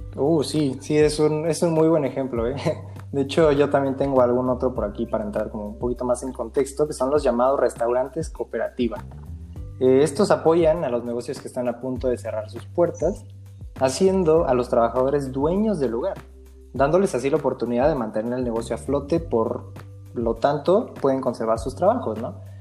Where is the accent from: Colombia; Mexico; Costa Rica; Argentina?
Mexico; Que nosotros somos el futuro de México